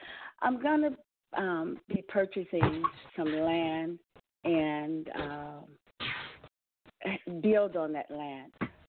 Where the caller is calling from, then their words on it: Pennsylvania, United States; I'm calling from Pennsylvania.